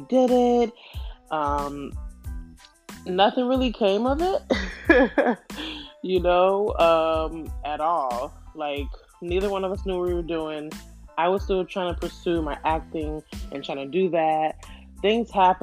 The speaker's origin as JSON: {"language": "English", "region": "New York", "country": "United States", "moved": "as an adult", "lives_now": "Houston, United States", "said": "I'm from New York, but I moved to Houston"}